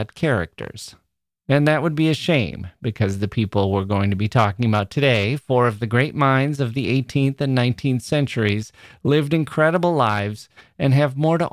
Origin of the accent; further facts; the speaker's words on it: Wisconsin, United States; I'm from Wisconsin